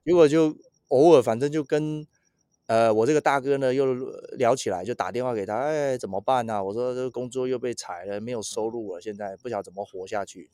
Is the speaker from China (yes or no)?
no; Taiwan; moved away as an adult; now in United States; 我在台湾基本上没有打过工啦